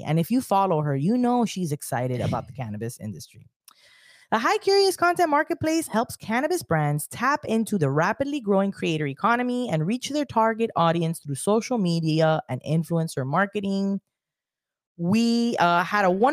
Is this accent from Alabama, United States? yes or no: no; Miami, Florida, United States; accent: Miami